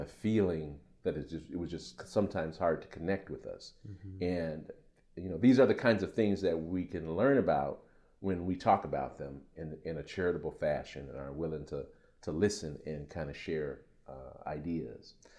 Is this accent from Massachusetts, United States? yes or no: no; Chicago, Illinois, United States; now in Madison, United States; I'm being from Chicago. Uh, uh, come from a community that is really struggling with black on black crime